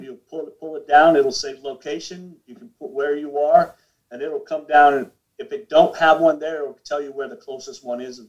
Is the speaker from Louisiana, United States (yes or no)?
yes; New Orleans, Louisiana, United States; I grew up in New Orleans